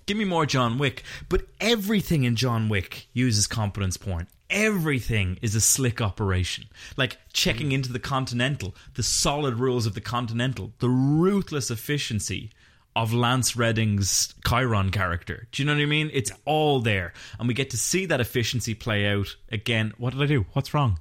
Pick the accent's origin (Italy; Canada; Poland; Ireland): Ireland; We're both Irish podcasters